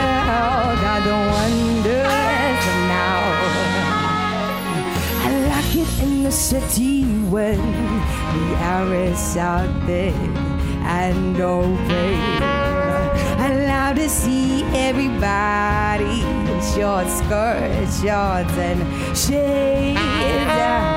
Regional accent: Indianapolis, Indiana, United States; Shout out to Indy, my hometown.

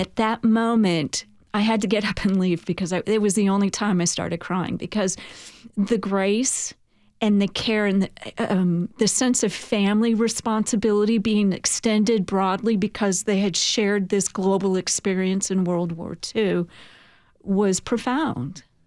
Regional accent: San Francisco, California, United States; moved away as an adult; now in Murfreesboro, United States; I'm from San Francisco, California, where we have a place, Colma, California, City of the Dead

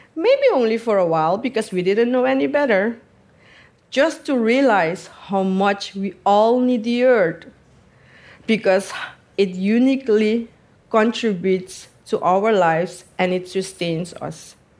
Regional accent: southern Suriname, Suriname; I come from the south of Suriname, near the border with Brazil and French Guyana. I am from Amazonia. I am Wayana. I was born in a small settlement with 150

